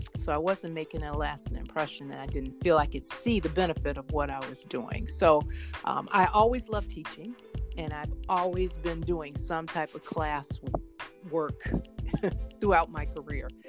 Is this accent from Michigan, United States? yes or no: yes; Detroit, Michigan, United States; I grew up in Southwest Detroit